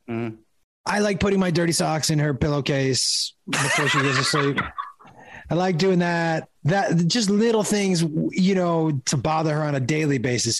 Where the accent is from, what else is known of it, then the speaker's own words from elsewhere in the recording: Amherst, Massachusetts, United States; I grew up in Amherst, Mass, which is like a small town